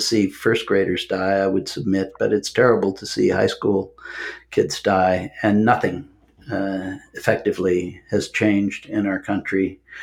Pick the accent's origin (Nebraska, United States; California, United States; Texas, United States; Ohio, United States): Nebraska, United States; Omaha; moved away as an adult; also born or lived in London / Atlanta; I grew up in Omaha